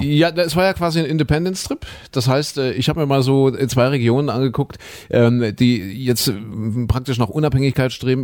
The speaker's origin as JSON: {"language": "German", "region": "Saxony", "country": "Germany", "said": "ich komme ja nun aus Sachsen"}